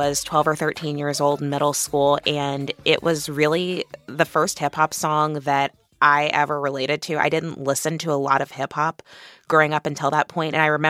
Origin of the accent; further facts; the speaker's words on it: Kansas City, Missouri, United States; I grew up in Kansas City across the state, but at that time, being from Missouri didn't feel like something that I had a whole lot of local pride in.